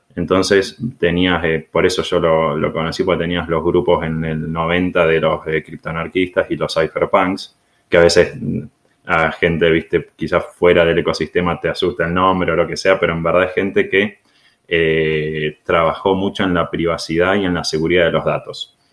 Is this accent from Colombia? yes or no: no; Argentina; moved away; venimos de Argentina nosotros dos